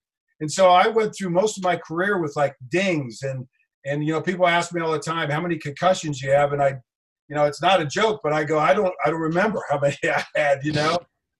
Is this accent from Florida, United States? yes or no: yes; Pompano Beach, Florida, United States; I grew up in Pompano